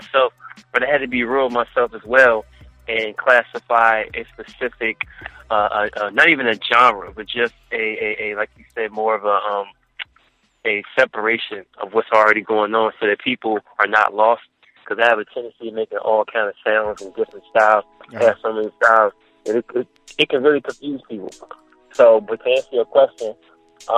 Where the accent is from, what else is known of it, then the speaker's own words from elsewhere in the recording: Cincinnati, Ohio, United States; also born or lived in Maryland; now in Washington, D.C., United States; I reside from the DMV. I'm originally from Cincinnati. I moved from the United to Maryland and from Maryland to DC.